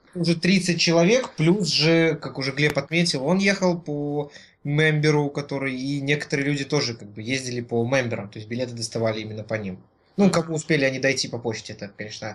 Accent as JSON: {"language": "Russian", "country": "Belarus", "said": "мы белорусы со своей национальной валютой доллар"}